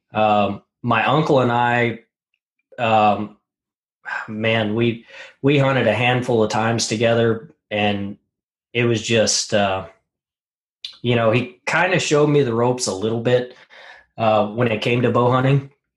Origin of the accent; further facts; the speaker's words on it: Montana, United States; I grew up in Montana, uh, really rural area